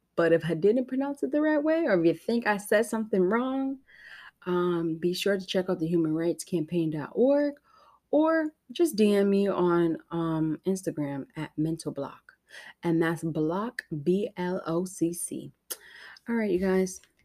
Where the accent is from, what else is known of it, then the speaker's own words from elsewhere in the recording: United States; I am that American